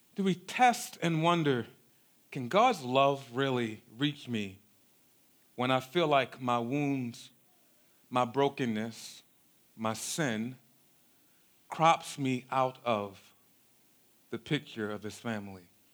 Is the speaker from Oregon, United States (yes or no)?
no; Baltimore, Maryland, United States; we grew up in South Baltimore in a neighborhood called Cherry Hill